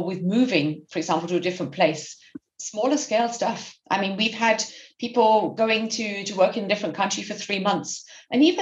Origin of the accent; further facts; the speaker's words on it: United Kingdom; moved away as an adult; also born or lived in Berlin; I'm native British.